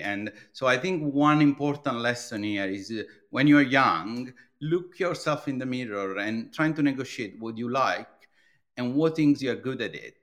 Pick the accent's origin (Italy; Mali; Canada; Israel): Italy; English is a second language; moved away as an adult; now in London, United Kingdom; you will immediately detect, uh, uh, from my accent. I'm from Italy